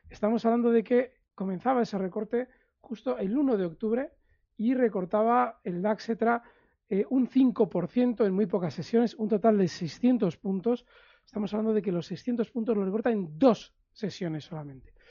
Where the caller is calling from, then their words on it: Castellón, Valencian Community, Spain; Hola, buenas tardes. … de Castellón